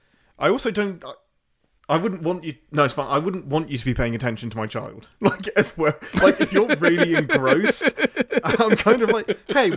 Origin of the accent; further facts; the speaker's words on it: England, United Kingdom; born there; there is no way I could have controlled that I was born in England.